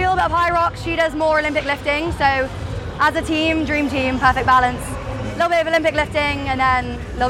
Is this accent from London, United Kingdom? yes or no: yes; London, United Kingdom; I'm from London.